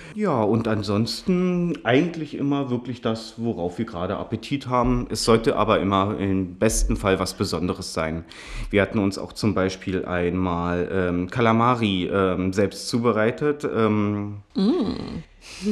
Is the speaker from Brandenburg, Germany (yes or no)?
yes; Potsdam, Brandenburg, Germany; Ich bin aus Potsdam, wurde hier auch geboren